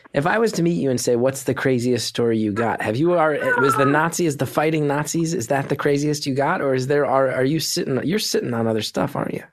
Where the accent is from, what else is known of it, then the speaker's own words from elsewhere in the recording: East Coast, United States; I grew up on the East Coast